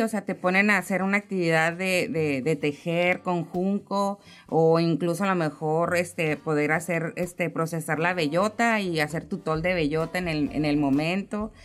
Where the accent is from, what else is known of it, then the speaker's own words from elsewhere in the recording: Mexico; uno como mexicano